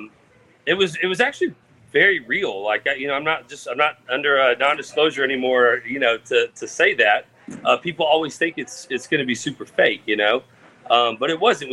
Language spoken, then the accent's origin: English; Katy, Texas, United States; my hometown of Katy, Texas